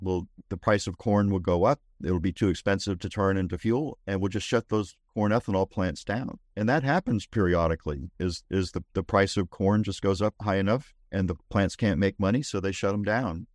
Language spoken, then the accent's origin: English; Northeast, United States; now in Texas, United States; I grew up in the Northeast